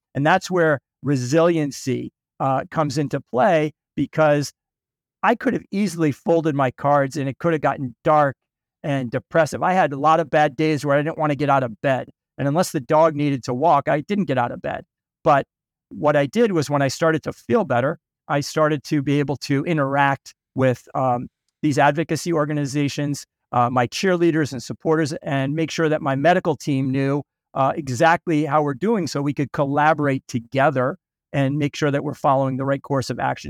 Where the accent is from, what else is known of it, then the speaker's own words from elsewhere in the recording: Boston, Massachusetts, United States; also born or lived in St. Louis, Missouri; I was born in, uh, Saint Louis, but I grew up in Boston, the suburbs of Boston